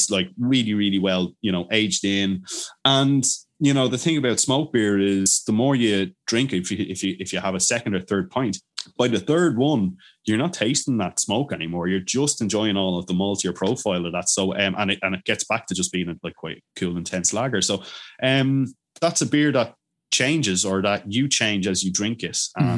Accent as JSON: {"language": "English", "town": "Bamberg", "region": "Bavaria", "country": "Germany", "said": "I'm from Bamberg in Germany."}